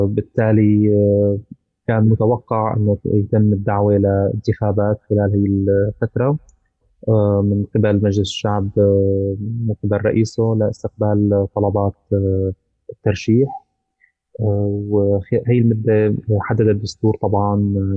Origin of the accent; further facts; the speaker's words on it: Syria; نحن كسوريين